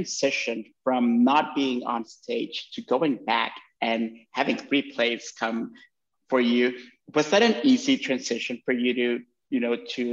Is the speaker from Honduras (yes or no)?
yes; Honduras; English is a second language; moved away as an adult; now in United States; I'm from Honduras and I moved to the United States when I was in my 20s, I already spoke English